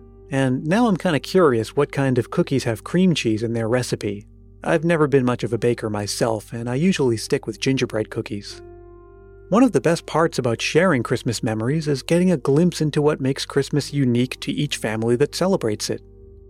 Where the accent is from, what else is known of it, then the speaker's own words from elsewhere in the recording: New England, United States; also born or lived in Massachusetts; now in California, United States; even though I'm a Californian now, as a native New Englander